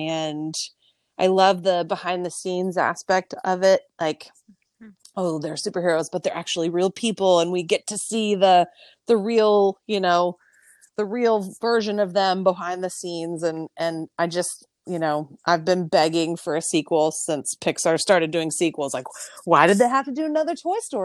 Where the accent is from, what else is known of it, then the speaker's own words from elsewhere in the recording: San Diego, California, United States; now in Austin, United States; We are from San Diego. We grew up going to Disneyland